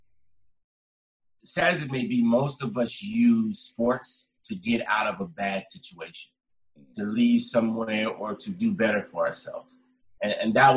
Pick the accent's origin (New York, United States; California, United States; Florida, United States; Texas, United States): California, United States; Sacramento; moved away as an adult; also born or lived in Calgary, Canada; now in Ottawa, Canada; I went back to my hometown, played for Sacramento